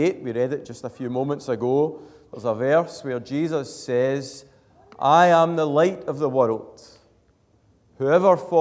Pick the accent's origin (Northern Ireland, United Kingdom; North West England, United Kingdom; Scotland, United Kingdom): Scotland, United Kingdom; Glasgow; now in Airdrie, United Kingdom; I'm from Glasgow, so I'd never really seen a dark sky